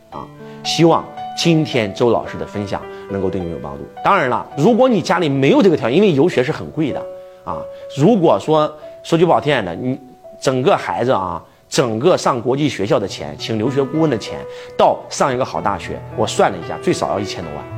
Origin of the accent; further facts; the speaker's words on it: China; 像我们中国人一样